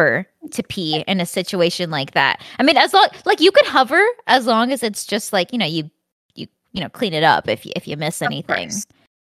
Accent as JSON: {"language": "English", "region": "Southern California", "country": "United States", "said": "I'm from Southern California, so it's almost always very warm."}